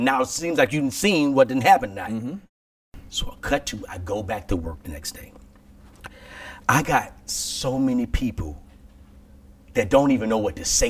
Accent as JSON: {"language": "English", "town": "Alexandria", "region": "Louisiana", "country": "United States", "said": "I'm from Alexandria, Louisiana."}